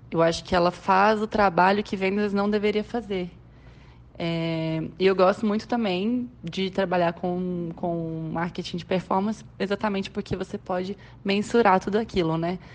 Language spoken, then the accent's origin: Portuguese; Minas Gerais, Brazil; now in Goiânia, Brazil; eu sou mineira, tenho meus 28 anos já. Sou uma mineira nômade. Atualmente eu resido em Goiânia.